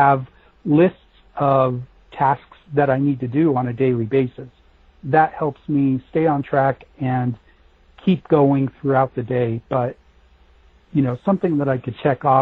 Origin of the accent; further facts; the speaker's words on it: Denver, Colorado, United States; I was born and raised in Denver